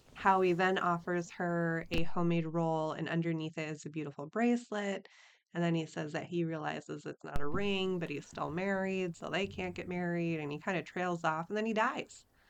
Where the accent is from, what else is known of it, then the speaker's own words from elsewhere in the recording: Minneapolis, Minnesota, United States; I'm from Minneapolis